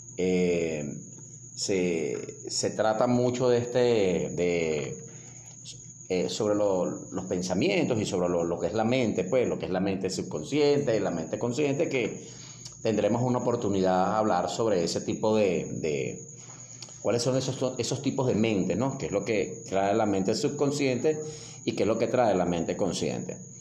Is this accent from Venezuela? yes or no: yes; Venezuela; el extranjero nos identifica que somos venezolanos